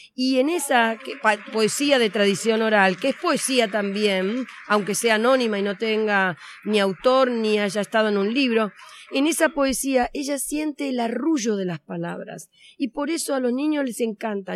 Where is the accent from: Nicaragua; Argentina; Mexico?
Argentina; vengo de Argentina, como se me nota en cuanto empiezo a hablar